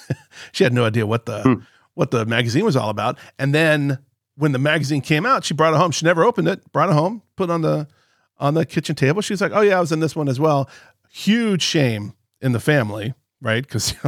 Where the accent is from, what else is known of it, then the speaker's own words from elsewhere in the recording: Palm Beach, Florida, United States; when I was growing up, I was born and raised in Palm Beach, right?